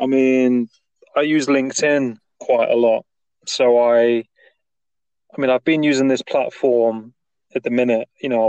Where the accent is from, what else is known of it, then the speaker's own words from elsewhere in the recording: Nottingham, East Midlands, United Kingdom; moved away as an adult; also born or lived in south coast of England; I'm originally from Nottingham, like Robin Hood, like where Robin Hood's originated from. So I lived there for about 19 years, and then my family moved down to like the south coast, like the kind of beach kind of part of England.